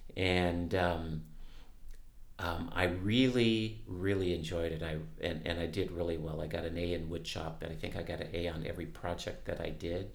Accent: Los Angeles, California, United States; also born or lived in Jacksonville, Florida / Norfolk, Virginia; I grew up in San Pedro

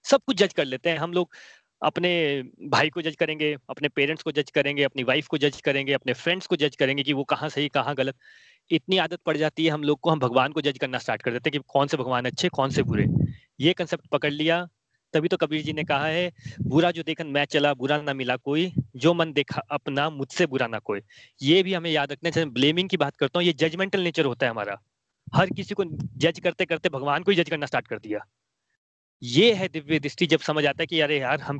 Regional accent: Himachal Pradesh, India; मैं बोलता हूँ मैं हिमाचल से हूँ

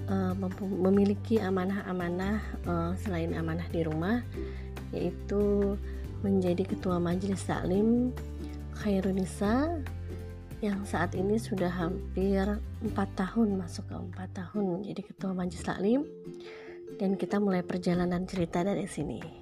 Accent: Jakarta, Indonesia; Sebelumnya perkenalkan … Lahir dan besar di Jakarta 38 tahun yang lalu

